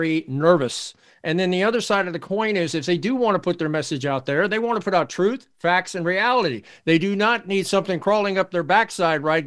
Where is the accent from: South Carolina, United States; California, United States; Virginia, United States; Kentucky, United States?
Virginia, United States; Arlington; also born or lived in Washington, D.C.; I was born in Washington, D.C. My dad was USDA for 33 years. I'm a government brat. I was raised in Arlington, Virginia